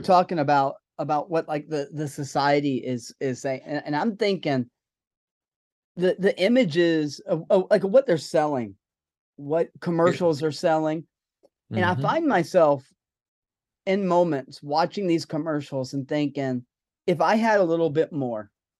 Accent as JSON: {"language": "English", "region": "the South", "country": "United States", "said": "I'm from the South"}